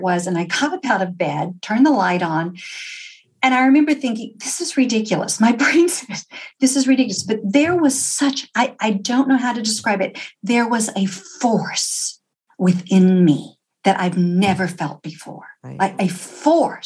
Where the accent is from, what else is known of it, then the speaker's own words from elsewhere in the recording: Texas, United States; I'm from Texas